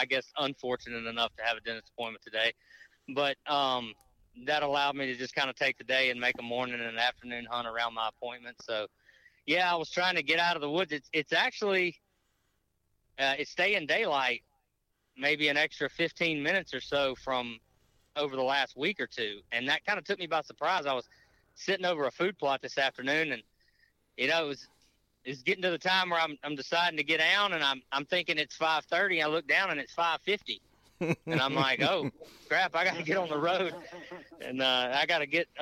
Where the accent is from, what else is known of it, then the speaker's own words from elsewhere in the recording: Natchez, Mississippi, United States; moved away as an adult; now in Louisiana, United States; I was born and raised in Natchez, Mississippi